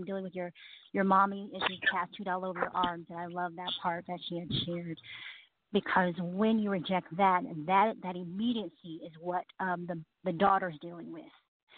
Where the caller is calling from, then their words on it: Columbus, Georgia, United States; I am from Columbus, Georgia.